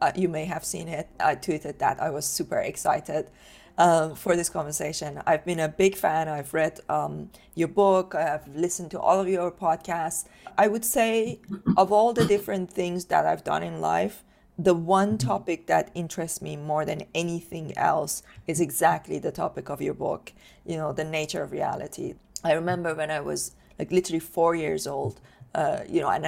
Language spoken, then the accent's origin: English; Iran; moved away; I was born in Iran during the Iran-Iraq war.